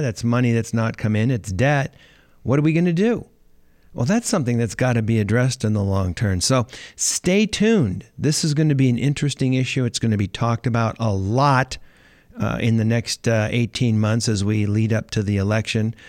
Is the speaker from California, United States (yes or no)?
yes; Los Angeles, California, United States; I'm from California. I'm from Los Angeles.